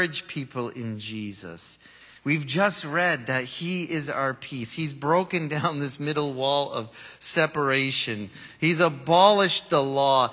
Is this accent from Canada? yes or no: yes; Canada; I just happen to be born in Canada and come from Canada